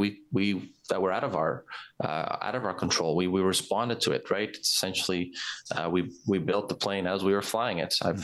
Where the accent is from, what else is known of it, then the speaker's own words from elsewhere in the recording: Warner County, Alberta, Canada; from Warner County